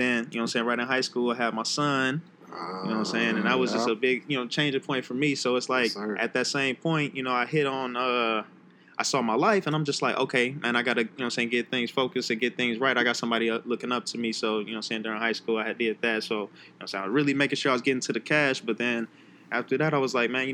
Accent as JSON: {"language": "English", "town": "Chicago", "region": "Illinois", "country": "United States", "tie": "born or raised there", "also_born_or_lived": "Park Forest, Illinois / Riverdale, Illinois", "said": "I was born in Chicago, University of Chicago Hospital"}